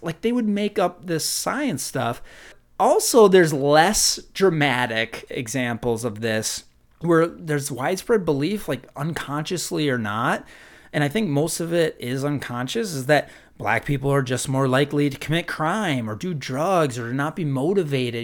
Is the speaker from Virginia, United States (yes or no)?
no; Minnesota, United States; growing up in Minnesota